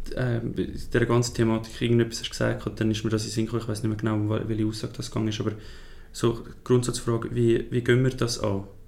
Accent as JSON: {"language": "German", "country": "Switzerland", "said": "wir als Schweizer"}